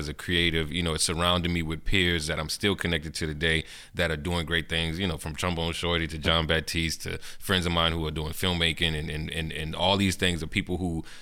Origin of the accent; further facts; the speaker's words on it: New Orleans, Louisiana, United States; I'm from Algiers, the West Bank